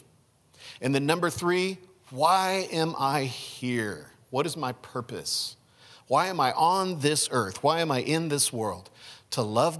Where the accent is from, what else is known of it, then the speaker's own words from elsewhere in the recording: United States; I am an American. I'm an American